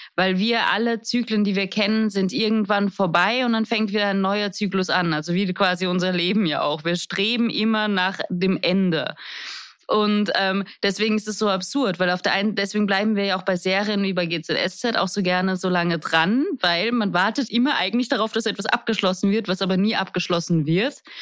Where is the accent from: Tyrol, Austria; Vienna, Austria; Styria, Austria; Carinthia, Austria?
Vienna, Austria; moved away; ich bin in Wien aufgewachsen